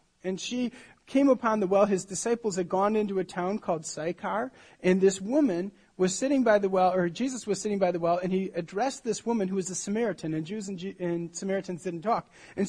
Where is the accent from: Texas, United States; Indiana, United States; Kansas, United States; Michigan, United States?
Michigan, United States; I grew up in Michigan.